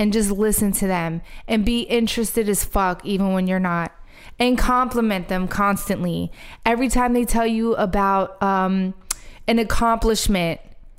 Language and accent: English; Philadelphia, Pennsylvania, United States; I'm from Philly